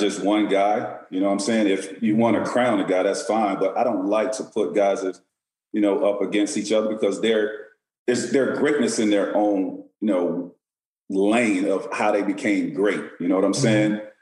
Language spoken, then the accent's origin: English; Auburndale, Florida, United States; I grew up in Central Florida